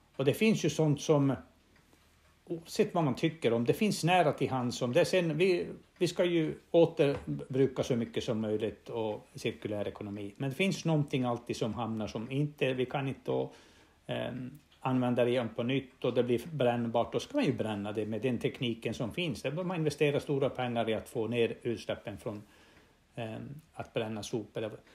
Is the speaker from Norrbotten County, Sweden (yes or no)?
yes; Norrbotten County, Sweden; jag kommer från Norrbotten och vi har haft gruvbrytning här i mer än hundra år